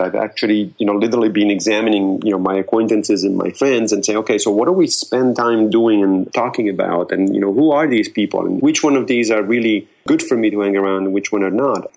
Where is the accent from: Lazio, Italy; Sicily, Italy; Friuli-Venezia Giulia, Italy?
Lazio, Italy; Rome; moved away; I grew up in Rome.